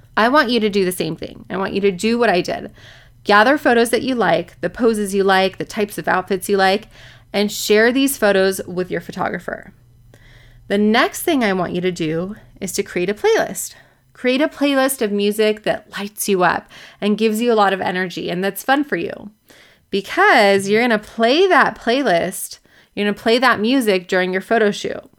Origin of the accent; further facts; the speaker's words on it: Orange County, California, United States; I'm from Orange County. My office is in Newport Beach